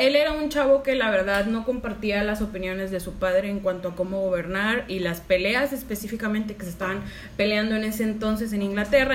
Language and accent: Spanish; Mexico; nuestros libros de sexto de primaria de historia